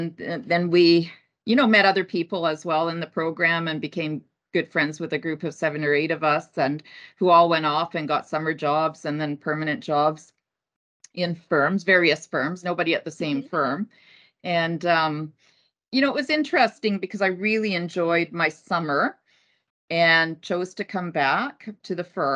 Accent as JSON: {"language": "English", "town": "Kitimat", "region": "British Columbia", "country": "Canada", "tie": "born or raised there", "also_born_or_lived": "Helsinki, Finland / Edmonton, Alberta", "moved": "as an adult", "said": "moved to Kitimat, which is on the north coast of BC. Pretty much, I guess, a 16-hour drive from here. Usually, if I go back, I tend to fly because of that. And so spent my school years there."}